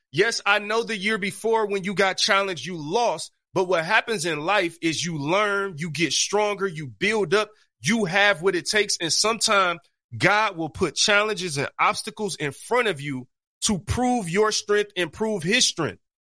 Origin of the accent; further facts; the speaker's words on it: Detroit, Michigan, United States; I grew up on Seven Mile East Side Detroit in the hood